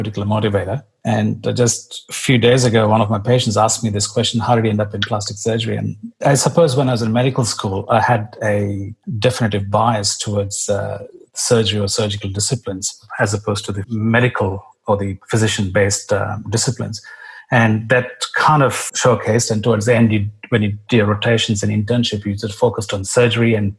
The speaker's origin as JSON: {"language": "English", "country": "India", "tie": "born or raised there", "also_born_or_lived": "Melbourne, Australia / United States", "moved": "as an adult", "lives_now": "Sydney, Australia", "said": "I was born in India and I went to school and medical school in India."}